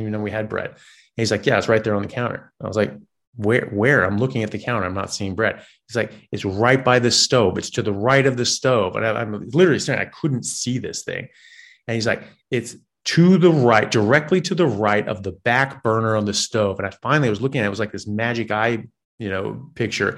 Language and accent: English; United States; I'm an American, uh, medical doctor